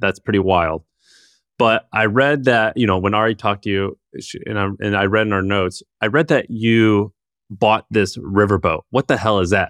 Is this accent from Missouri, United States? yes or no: yes; St. Louis, Missouri, United States; I grew up in Saint Louis